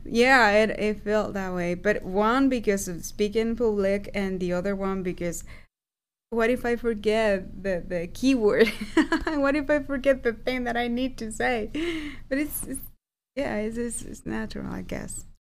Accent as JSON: {"language": "English", "region": "Aguascalientes", "country": "Mexico", "moved": "yes", "said": "I am from Aguascalientes"}